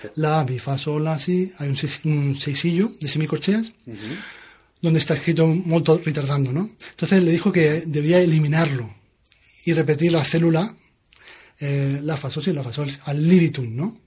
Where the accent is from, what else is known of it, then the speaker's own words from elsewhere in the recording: Region of Murcia, Spain; now in Denmark; mi tierra